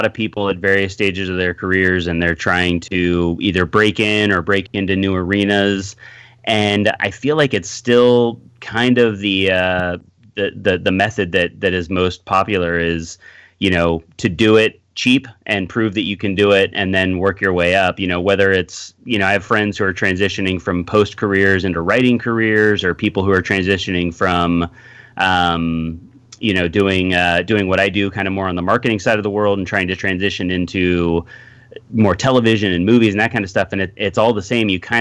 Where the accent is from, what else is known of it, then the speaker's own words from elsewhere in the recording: Bay Area, California, United States; moved away as an adult; now in Los Angeles, United States; I grew up in the Bay Area, so I was up there and went to film school.